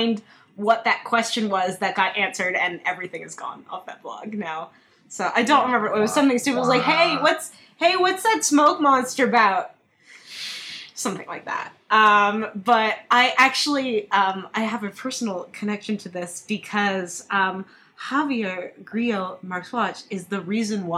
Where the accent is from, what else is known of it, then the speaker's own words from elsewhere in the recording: Wisconsin, United States; a white girl from Wisconsin in 2004